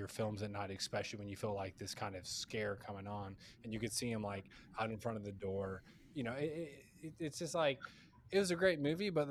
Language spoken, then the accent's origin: English; Kentucky, United States; now in Florida, United States; I'm from Kentucky